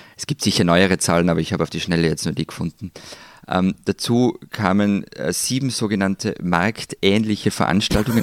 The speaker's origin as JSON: {"language": "German", "region": "Tyrol", "country": "Austria", "said": "wir wären natürlich nicht in Tirol"}